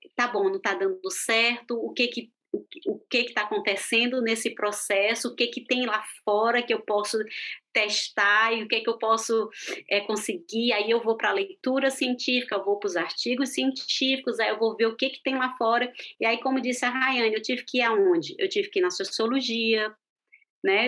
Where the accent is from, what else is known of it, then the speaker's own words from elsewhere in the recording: Fortaleza, Ceará, Brazil; moved away as an adult; also born or lived in Brasília / United States / Thailand; now in Switzerland; Eu sou de Fortaleza